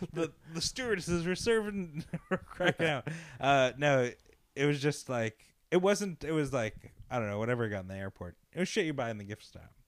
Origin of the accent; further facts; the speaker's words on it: Long Island, New York, United States; We grew up in Long Island